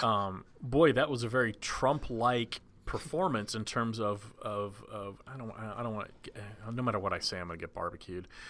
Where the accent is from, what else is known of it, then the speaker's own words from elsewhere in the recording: Dallas, Texas, United States; growing up in Dallas